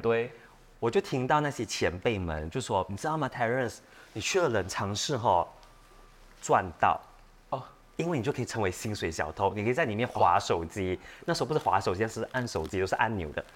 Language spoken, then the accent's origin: Chinese; Malaysia; 因为他知道我们是马来西亚来的